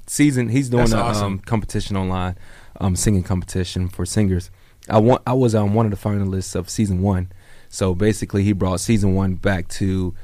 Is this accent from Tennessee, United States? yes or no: yes; Jackson, Tennessee, United States; I have a really big show in my hometown, close to my hometown, Jackson, Tennessee